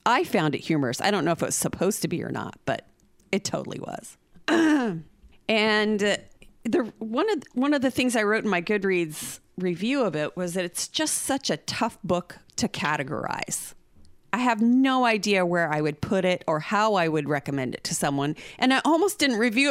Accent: Oklahoma, United States; we're from Oklahoma and Joe Exotic is from here

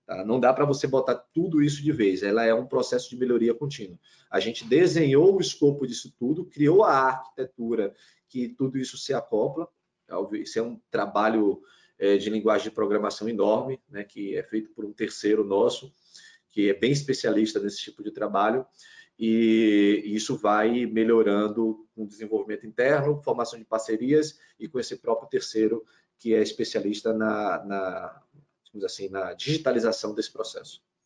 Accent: Salvador, Bahia, Brazil; also born or lived in Aracaju, Sergipe; now in Recife, Brazil; Eu sou nasci, nasci, em Salvador, morei muito tempo numa cidade chamada Aracaju, Sergipe

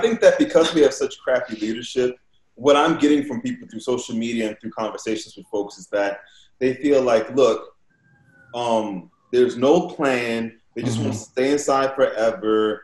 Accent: New Orleans, Louisiana, United States; when I was growing up in New Orleans

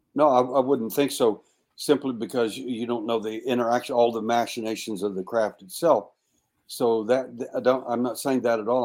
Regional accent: Texas, United States; I was born in Texas and I was born at night

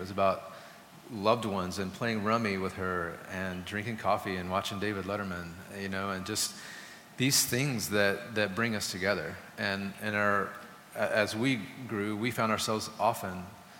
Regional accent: Germany; I grew up in Germany for a while. My dad was in the Air Force

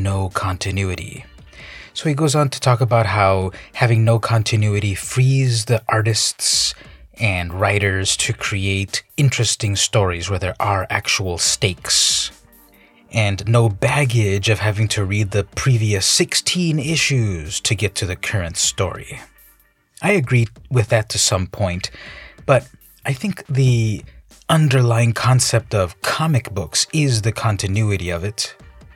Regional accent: San Diego, California, United States; right here in my hometown of San Diego

